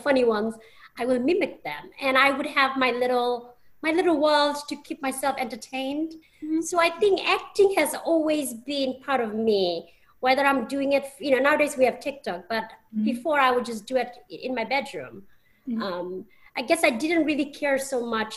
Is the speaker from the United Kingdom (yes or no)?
yes; Bristol, South West England, United Kingdom; moved away as an adult; also born or lived in London, United Kingdom; now in United States; Channel 3 had a station based in my hometown, which is Bristol